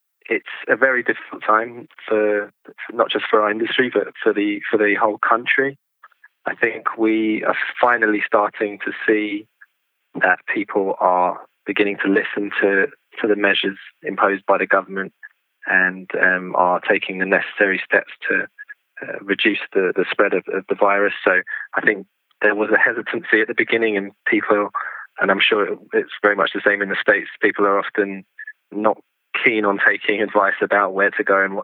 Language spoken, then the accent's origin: English; London, United Kingdom; I was born in London and I've lived here most of my life